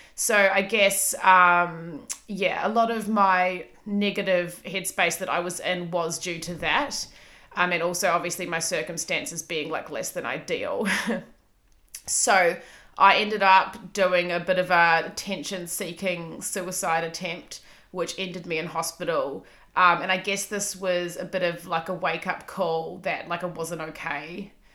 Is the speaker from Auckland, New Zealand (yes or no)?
yes; Auckland, New Zealand; moved away as an adult; now in Melbourne, Australia; I have lived in Melbourne for almost eight years. I'm from Auckland, New Zealand.